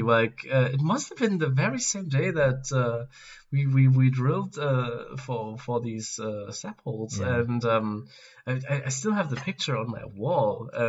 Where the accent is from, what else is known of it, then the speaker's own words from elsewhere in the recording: Germany; he was actually from my area in Germany